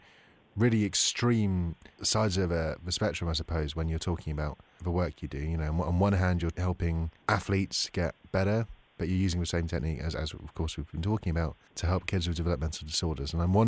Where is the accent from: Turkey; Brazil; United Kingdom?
United Kingdom; I'm British, I'm afraid.